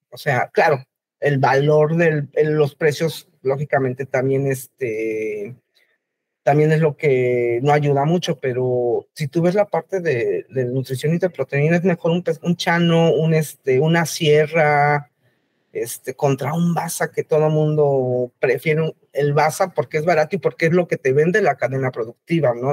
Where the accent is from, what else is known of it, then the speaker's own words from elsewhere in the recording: Mexico City, Mexico; Yo soy de la Ciudad de México